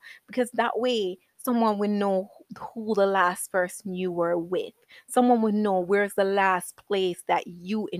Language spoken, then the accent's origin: English; Jamaica; I was born in Jamaica.